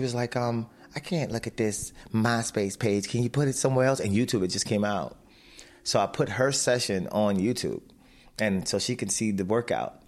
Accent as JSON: {"language": "English", "town": "Baltimore", "region": "Maryland", "country": "United States", "tie": "born or raised there", "said": "My mother raised us in Baltimore"}